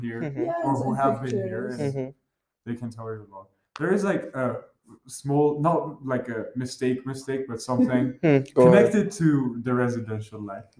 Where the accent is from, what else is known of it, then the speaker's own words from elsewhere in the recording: Vanadzor, Lori, Armenia; I'm from Armenia. I'm from Vanazon.